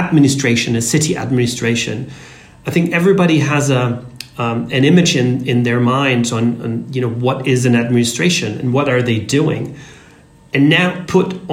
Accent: Austria; I come from Austria, which is located in the center of Europe, rather conservative

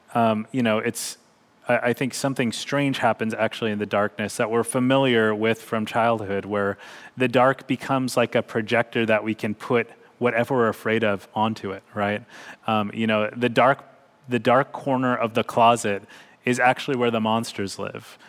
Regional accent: Bakersfield, California, United States; growing up in Bakersfield, California

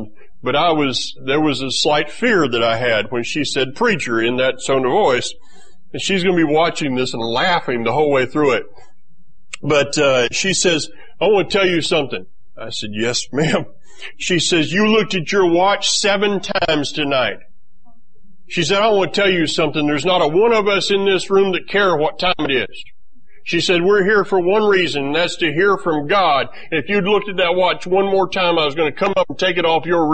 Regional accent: Florida, United States; I grew up in Florida

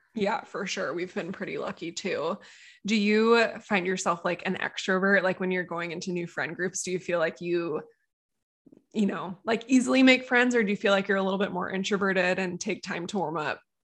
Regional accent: Encinitas, California, United States; Encinitas, which is my hometown

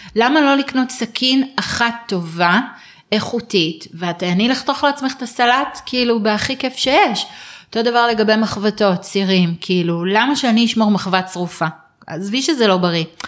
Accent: Israel; אנחנו ישראלים

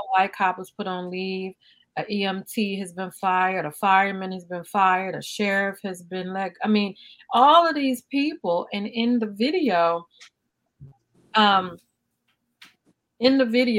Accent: Highland Park, United States; I grew up in Highland Park, and on 4th Avenue

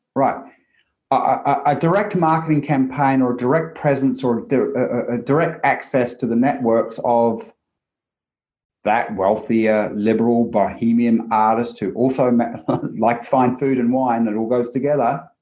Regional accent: New Zealand; growing up in New Zealand

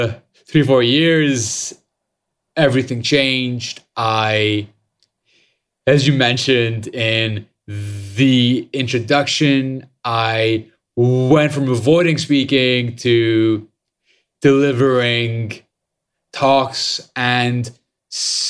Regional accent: Lebanon; I was born and raised in Lebanon

